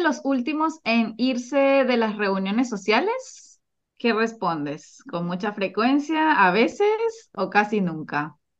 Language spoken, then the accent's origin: Spanish; Venezuela; now in Chile; soy de Venezuela y también soy chilena. Actualmente vivo en Chile